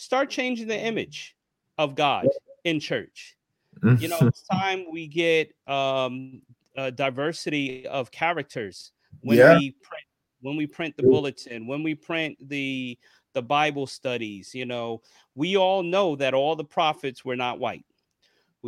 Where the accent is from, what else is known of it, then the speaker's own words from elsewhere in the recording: New York, United States; me growing up in New York, taking public transportation